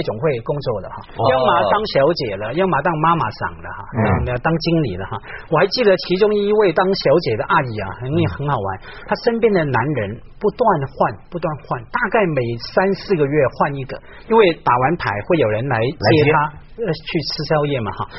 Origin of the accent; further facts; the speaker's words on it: Hong Kong; 我在香港一个区成长嘛，那个区叫湾仔，一个很草根